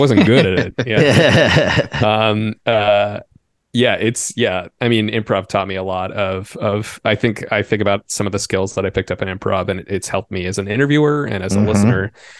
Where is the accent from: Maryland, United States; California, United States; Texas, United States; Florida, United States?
Maryland, United States; Bethesda; now in Chicago, United States; I grew up in the suburbs of DC. I grew up in Bethesda, Maryland, which is just over right the border.